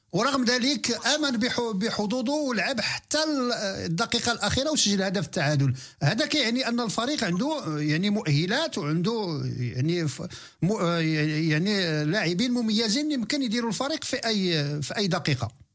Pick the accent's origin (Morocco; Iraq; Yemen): Morocco; Meknes, Fès-Meknès; فريق مدينتي الغاليه فريق مدينه مكناس